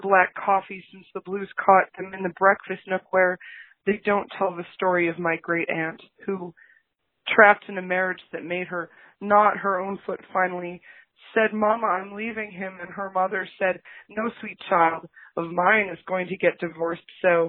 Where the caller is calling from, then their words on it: Racine, Wisconsin, United States; I'm calling from Racine, Wisconsin.